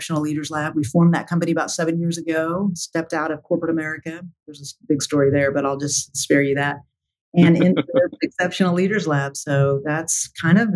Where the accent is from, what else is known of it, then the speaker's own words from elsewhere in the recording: Tulsa, Oklahoma, United States; Born and raised in Tulsa, Oklahoma